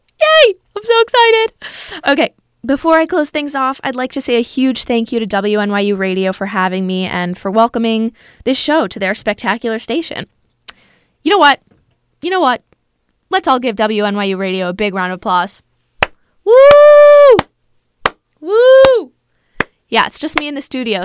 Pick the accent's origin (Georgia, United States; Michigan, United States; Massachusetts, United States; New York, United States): New York, United States; New York City; I'm from New York City.